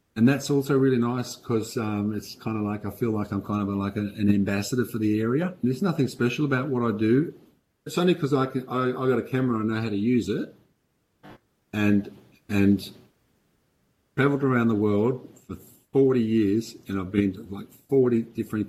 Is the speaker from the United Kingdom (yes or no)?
no; Australia; moved away; also born or lived in Denmark; although I'm Australian, I've been living in Denmark for 30 years.